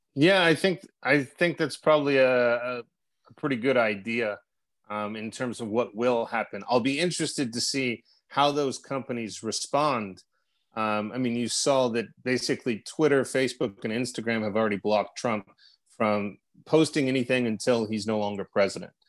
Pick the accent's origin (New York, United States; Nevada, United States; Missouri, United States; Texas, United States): Texas, United States; moved away as an adult; now in Russia; I am a Texan abroad